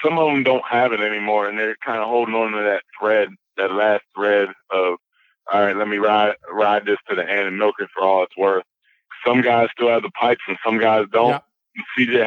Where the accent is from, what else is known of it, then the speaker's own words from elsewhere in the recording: Las Vegas, Nevada, United States; I'm from Vegas